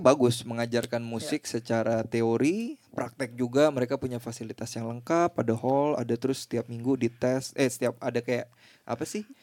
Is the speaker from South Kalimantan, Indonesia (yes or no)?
yes; Banjarmasin, South Kalimantan, Indonesia; moved away as an adult; gue tuh dari Banjarmasin ya, ya, eh, ya. sampai umur sampai lulus SMA lah pokoknya okay, jadi okay. masa kecil gue tuh di Banjarmasin